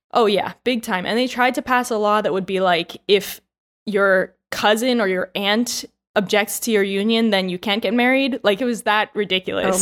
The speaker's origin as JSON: {"language": "English", "country": "United States", "moved": "as an adult", "lives_now": "Taiwan", "said": "I'm American"}